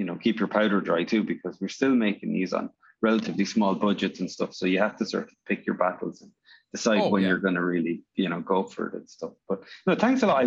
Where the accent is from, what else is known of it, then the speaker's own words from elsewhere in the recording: Ireland; also born or lived in Northern Ireland; I'm from Northern Ireland originally and grew up in Ireland